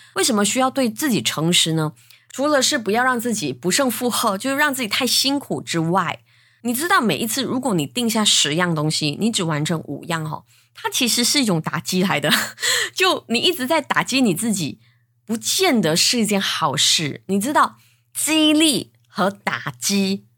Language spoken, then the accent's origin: Chinese; Malaysia; 我是来自马来西亚的